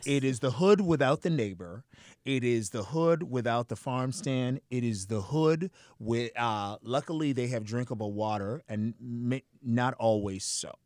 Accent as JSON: {"language": "English", "town": "Boston", "region": "Massachusetts", "country": "United States", "tie": "born or raised there", "said": "when I was growing up in Boston in the seventies"}